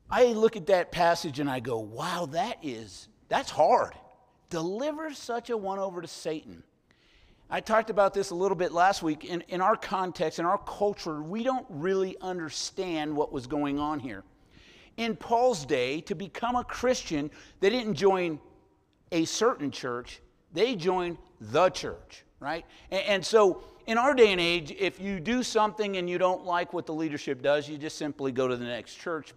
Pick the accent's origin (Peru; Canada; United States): United States; San Francisco, California; moved away as an adult; I'm from San Francisco originally, all my childhood and part of my adult life